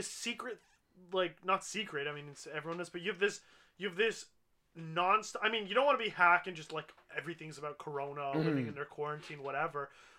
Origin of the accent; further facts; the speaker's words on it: Canada; But we're Canadian. We know better.